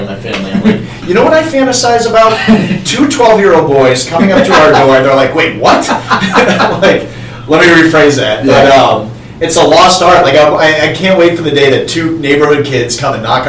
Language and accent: English; Falmouth, Maine, United States; I grew up down in Falmouth.